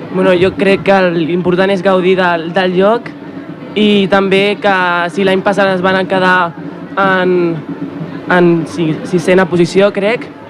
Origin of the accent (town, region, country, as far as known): Ripollet, Catalonia, Spain; born or raised there